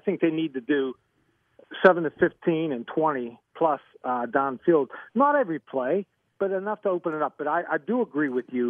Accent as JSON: {"language": "English", "town": "McKeesport", "region": "Pennsylvania", "country": "United States", "moved": "yes", "said": "I'm originally from McKeesport."}